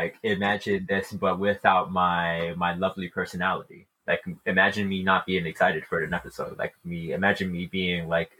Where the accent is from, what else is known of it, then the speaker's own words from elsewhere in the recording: United States; I am an American.